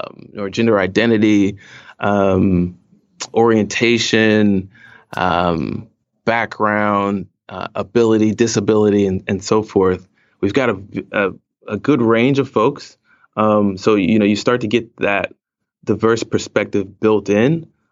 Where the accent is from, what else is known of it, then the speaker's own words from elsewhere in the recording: North Carolina, United States; also born or lived in Okinawa, Japan / Iwakuni, Japan / California / Washington, D.C.; I actually spent a lot of time growing up in Japan, several years in Okinawa and several years in Iwakuni. And then we moved to, you know, California, South Carolina, D.C., Northern Virginia area, and ended up going to high school and settling in North Carolina.